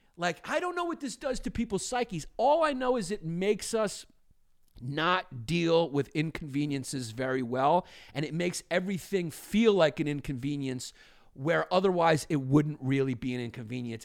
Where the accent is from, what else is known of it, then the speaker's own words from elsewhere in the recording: New York City, New York, United States; we grew up in New York and Brooklyn, no fireplaces